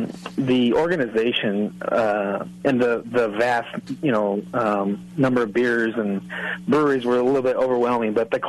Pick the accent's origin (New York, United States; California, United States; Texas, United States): California, United States; Riverside